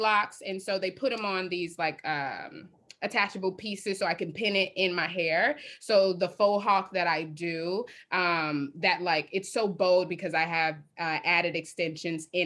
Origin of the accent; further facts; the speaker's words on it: Chicago, Illinois, United States; I'm from Chicago, South Side. So I am from Chicago, born and raised